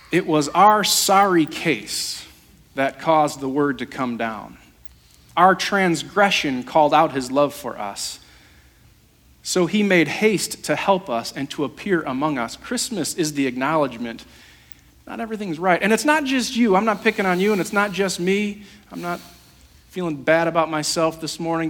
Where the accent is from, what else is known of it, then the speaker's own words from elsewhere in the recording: Holland, Michigan, United States; I grew up on 24th Street, uh, the lumberyard